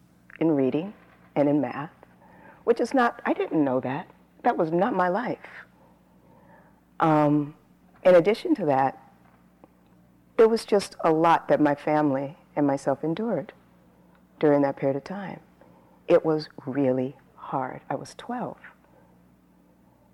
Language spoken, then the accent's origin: English; San Bernardino, California, United States; So I grew up in Southern California. I lived outside of LA, a smaller town